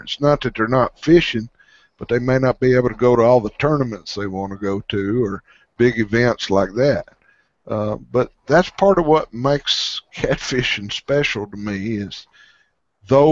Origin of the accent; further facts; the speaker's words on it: Arkansas, United States; some even here in my home state